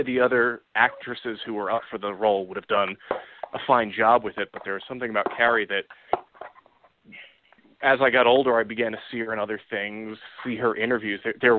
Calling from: Ohio, United States; in Ohio.

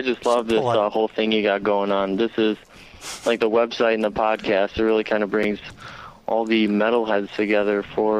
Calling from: Chicago, Illinois, United States; I'm in Chicago.

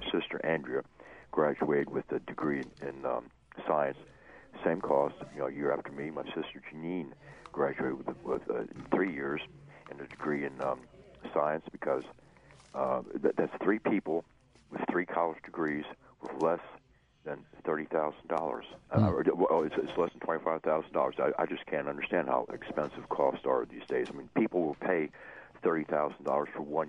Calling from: Saraland, Alabama, United States; also born or lived in Lakeland, Florida; I'm calling from Saraland, which is in North Mobile County.

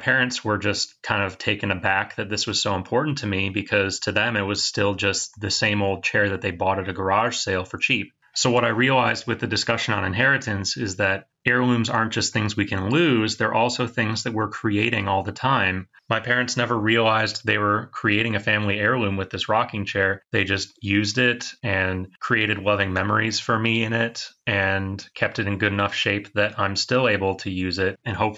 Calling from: Michigan, United States; I'm calling from Michigan.

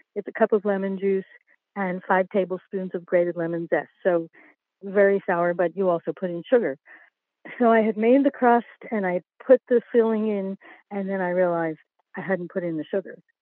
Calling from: Wynnewood, Pennsylvania, United States; I'm calling from, uh, Wynwood, Pennsylvania

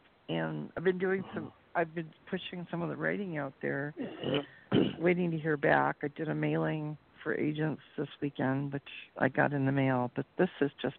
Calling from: Las Vegas, Nevada, United States; I'm calling from Vegas.

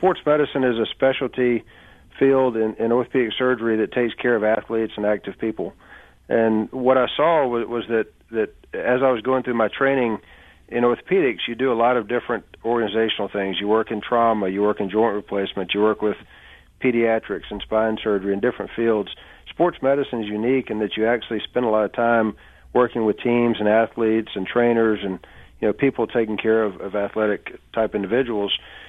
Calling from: Birmingham, Alabama, United States; I'm in Birmingham.

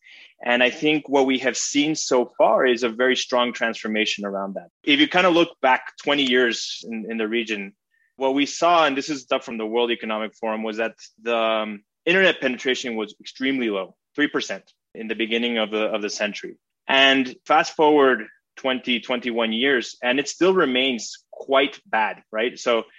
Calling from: Mexico City, Mexico; I'm in Mexico City right now.

